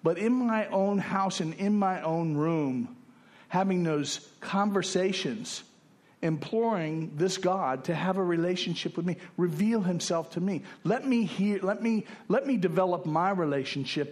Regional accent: West Palm Beach, Florida, United States; moved away as an adult; also born or lived in Fort Lauderdale / Texas; I'd been kicked out of my hometown, West Palm Beach.

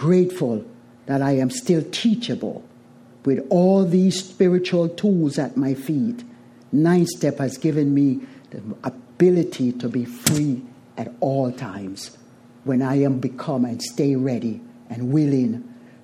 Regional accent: Jamaica; I am from Jamaica, a family of nine. Seventh child

